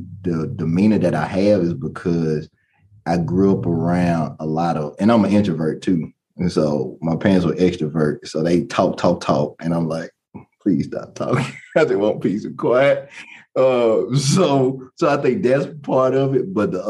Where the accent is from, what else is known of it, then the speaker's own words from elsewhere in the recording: Baton Rouge, Louisiana, United States; born there; also born or lived in New Orleans / Lafayette; I was born in Baton Rouge, Louisiana. So I used to have my accent. I don't have it anymore.